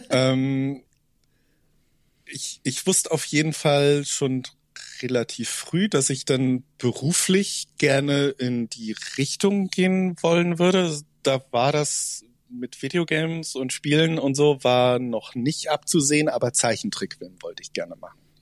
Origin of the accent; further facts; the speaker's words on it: Zug, Switzerland; in meiner Heimatstadt, in Zug ist das in der Schweiz